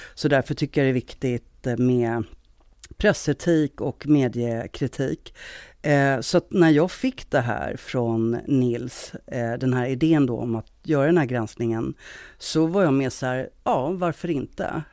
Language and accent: Swedish; Stockholm, Stockholm County, Sweden; moved away as an adult; now in Gothenburg, Sweden; Jag är från Stockholm, men jag har bott i Göteborg ganska många år nu.